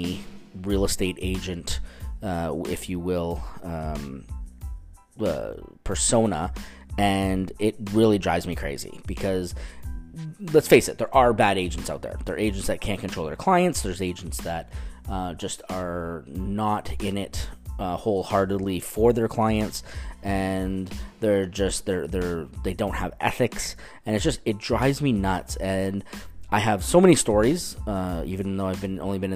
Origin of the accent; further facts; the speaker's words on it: Canada; now in Orange County, United States; I'm from the Great White North